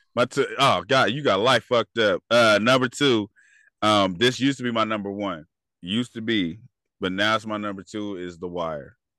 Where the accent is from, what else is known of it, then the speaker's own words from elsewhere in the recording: California, United States; I'm from California